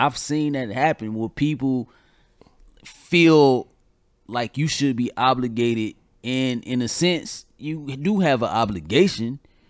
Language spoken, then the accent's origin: English; Georgia, United States; now in North Carolina, United States; I'm here from Georgia. My sibling is in Georgia. I'm in North Carolina, though.